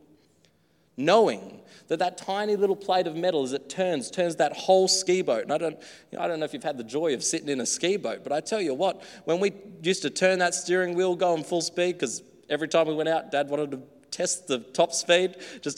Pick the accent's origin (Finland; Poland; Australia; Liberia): Australia; Growing up in the country, I guess here too, very native land, Australia